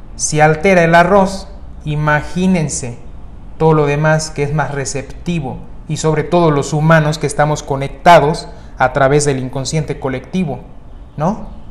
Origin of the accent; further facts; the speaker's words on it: Mexico; En mi país, en México